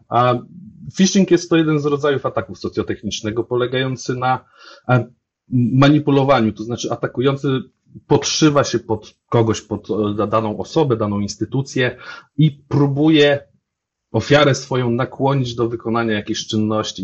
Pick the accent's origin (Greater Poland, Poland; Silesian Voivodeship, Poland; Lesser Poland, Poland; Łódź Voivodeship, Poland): Łódź Voivodeship, Poland; Łódź; jestem z Łodzi